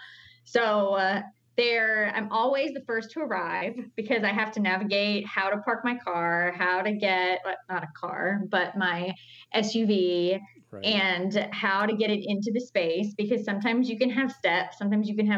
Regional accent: Newton, North Carolina, United States; I grew up in Newton, North Carolina, which is in the foothills

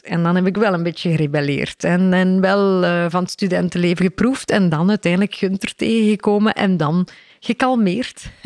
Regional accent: Mol, Flanders, Belgium; ik ben opgegroeid in Mol, de Stille Kempen.

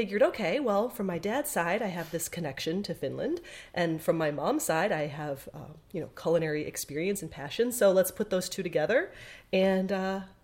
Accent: Chicago, Illinois, United States; I was born and raised in the United States in Chicago

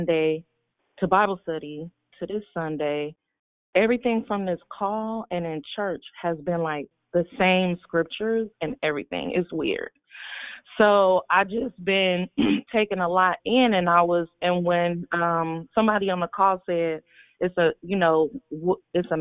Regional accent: Richmond, California, United States; moved away as an adult; now in Antioch, United States; I live in Antioch now, but I grew up in Richmond all my life

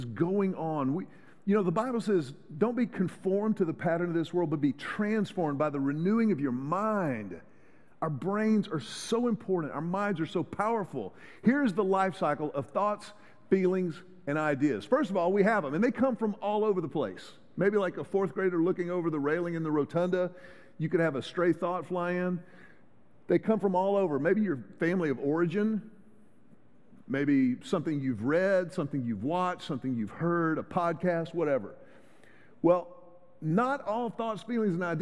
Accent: Houston, Texas, United States; I grew up in Houston.

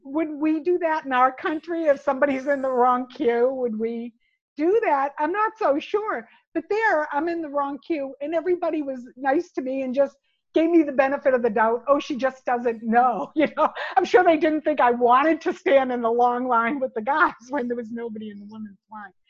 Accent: United States; moved away as an adult; also born or lived in United Kingdom; I was an American working for a Japanese company in the UK

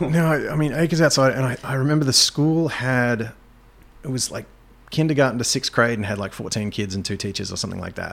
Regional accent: Australia; moved away as an adult; also born or lived in Germany / England; now in North Country, United States; Growing up in Australia

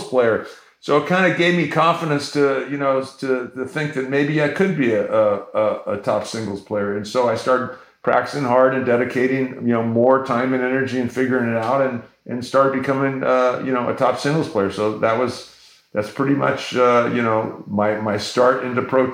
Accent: San Diego, California, United States; I grew up in San Diego, Morley Field public parks

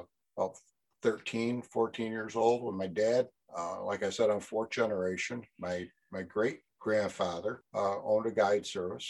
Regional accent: Cayuga, New York, United States; Moved to the village of Cayuga on the lake in my grandfather's house. I was 4 years old, 1969.

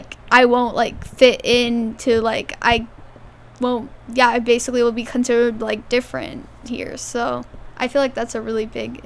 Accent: United States; my parents actually immigrated here from India, and so I was born here.

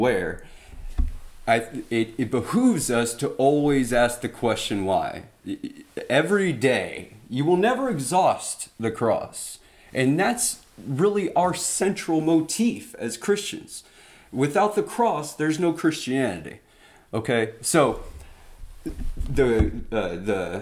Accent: United States; we're Americans

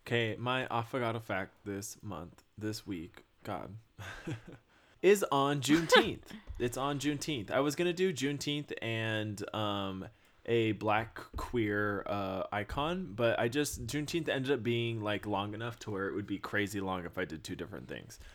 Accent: Texas, United States; I grew up in Texas

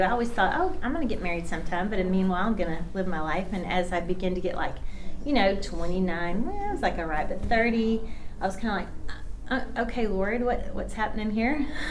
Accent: Bartlesville, Oklahoma, United States; born there; I was born in Bartlesville, Oklahoma, so I'm not very far from here. So I claim Oklahoma. I got deep, good roots here.

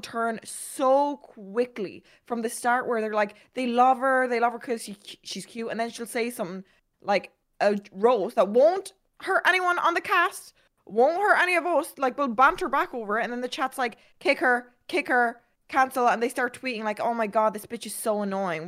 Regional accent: Ireland; I'm Irish.

